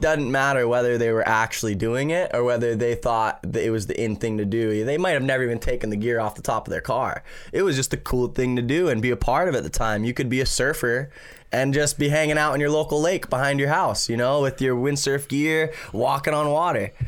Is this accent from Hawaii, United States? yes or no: yes; Maui, Hawaii, United States; growing up on Maui